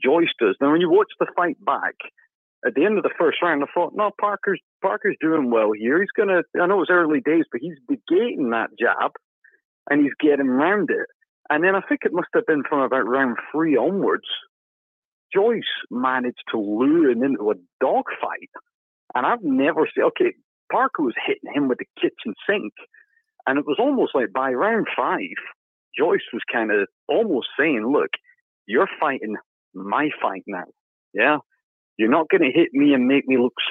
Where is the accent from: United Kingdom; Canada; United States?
United Kingdom; England; now in Glasgow, United Kingdom; I'm an Englishman